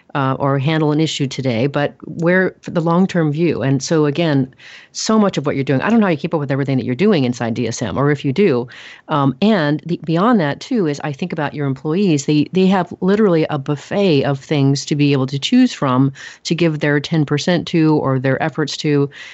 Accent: Oregon, United States; now in Texas, United States; I'm from Oregon. We are tree huggers there. I live in Texas now

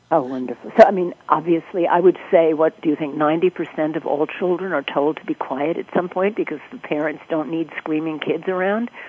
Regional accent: New York, United States; I grew up in New York

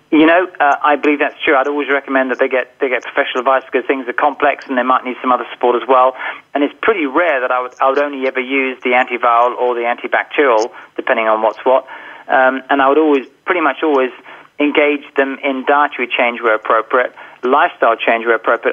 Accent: England, United Kingdom; being English, of course, I was forced to study Latin when I was younger

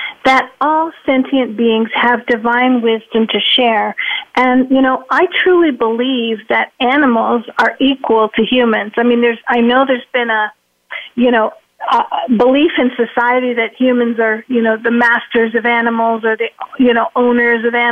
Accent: Toronto, Ontario, Canada; now in Arizona, United States; I'm from Toronto, but I now live in Arizona

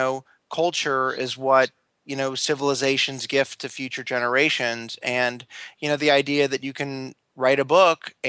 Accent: Los Angeles, California, United States; born or raised there

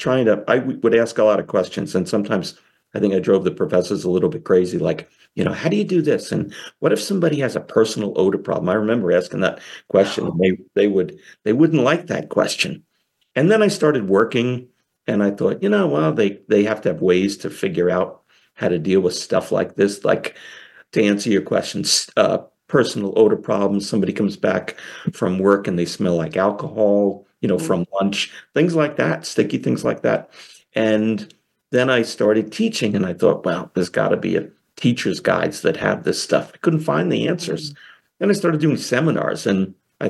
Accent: Long Island, New York, United States; I am from New York, Long Island, specifically

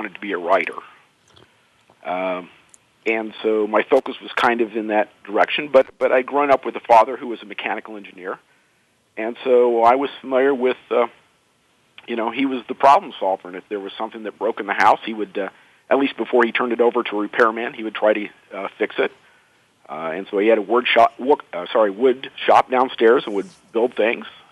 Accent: Indiana, United States; I was growing up in Indiana

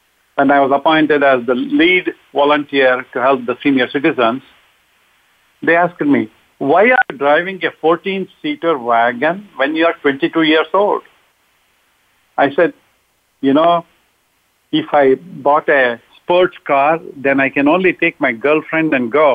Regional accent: India; moved away as an adult; I'm originally from India. I came in 1968

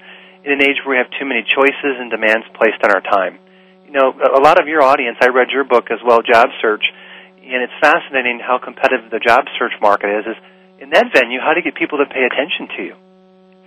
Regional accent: Michigan, United States; I'm from Michigan.

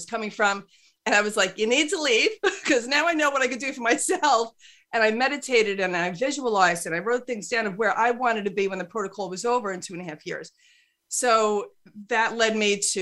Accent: New York, United States; I'm 100% Irish. I'm not Italian, but I'm a New Yorker

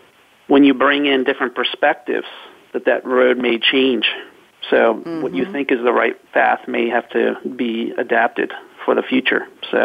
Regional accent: Northern Virginia, United States; I hail from Northern Virginia, right outside of Washington, D.C., and actually am in and out of Washington, D.C. quite a bit

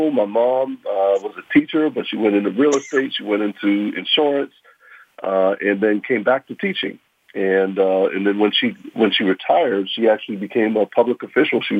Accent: Pittsburgh, Pennsylvania, United States; I grew up here in Pittsburgh. Very proud to uh, be a Pittsburgher.

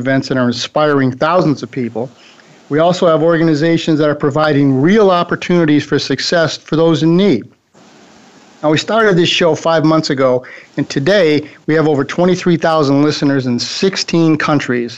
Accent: Fredonia, New York, United States; moved away; near my hometown of Fredonia, New York

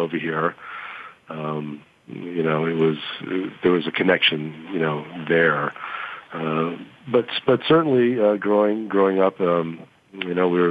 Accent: Boston, Massachusetts, United States; moved away as an adult; also born or lived in St. Johnsbury, Vermont; now in Hawaii, United States; I am from the East Coast. My family's from Boston, Massachusetts. And so my formative years were in Boston

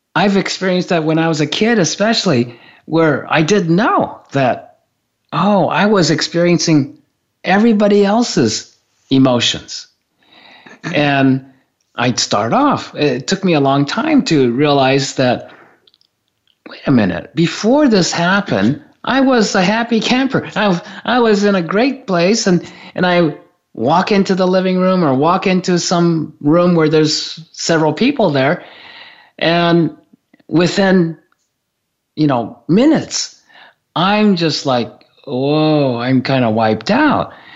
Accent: Japan; I grew up in Japan.

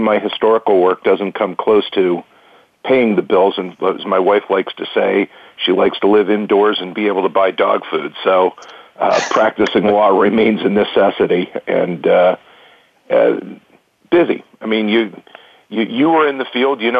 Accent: Reading, Pennsylvania, United States; now in Columbus, United States; I grew up in Reading, Pennsylvania

